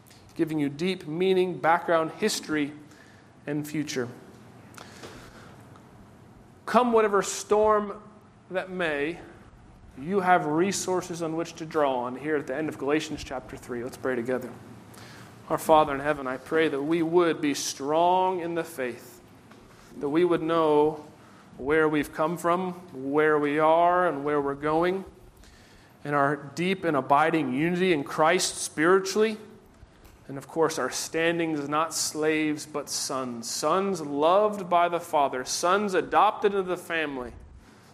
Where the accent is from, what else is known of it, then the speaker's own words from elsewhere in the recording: United States; We are Americans.